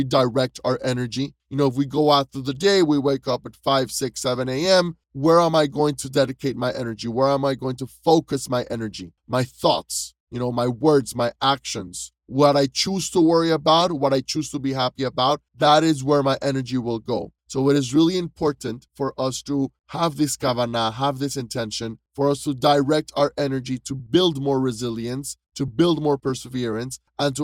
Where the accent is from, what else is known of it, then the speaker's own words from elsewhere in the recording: Panama City, Panama; I am originally from Panama City, Panama